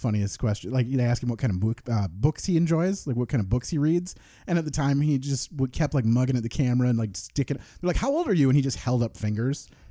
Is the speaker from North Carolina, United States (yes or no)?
no; Parchment, Michigan, United States; We grew up in Parchment initially and then kind of moved out from there